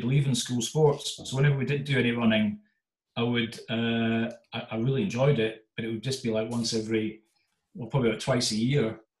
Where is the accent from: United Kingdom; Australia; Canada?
United Kingdom; Aberdeen, Scotland; also born or lived in Stirling; I'm from Aberdeen. I was up in Aberdeen at school at the time.